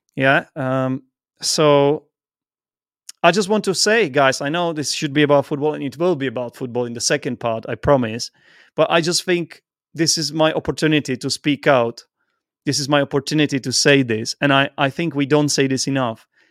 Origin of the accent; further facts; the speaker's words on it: Czechia; first language Czech; English is a second language; I'm from the Czech Republic. Czech is my first language